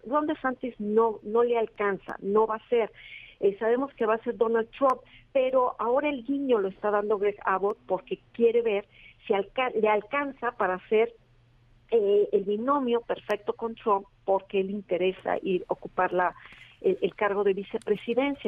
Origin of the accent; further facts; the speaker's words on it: Mexico; nosotros lo vivimos como mexicanos